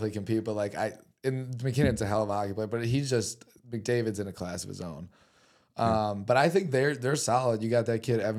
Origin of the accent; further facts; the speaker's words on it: United States; as an American.